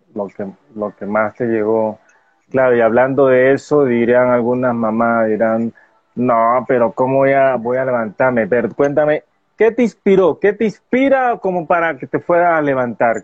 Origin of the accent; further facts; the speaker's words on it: Colombia; en mi país Colombia